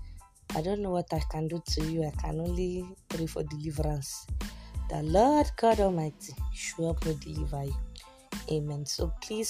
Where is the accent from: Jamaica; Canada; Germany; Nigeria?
Nigeria; also born or lived in Kano State, Nigeria; as a Nigerian babe